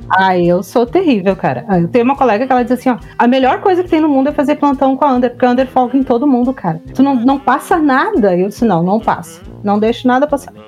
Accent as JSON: {"language": "Portuguese", "region": "Rio Grande do Sul", "country": "Brazil", "accent": "gaúcho", "said": "o nosso sotaque é muito carregado. E isso que nós somos aqui, tipo, cidade grande. Tu vai pro interior mesmo aqui do Rio Grande do Sul"}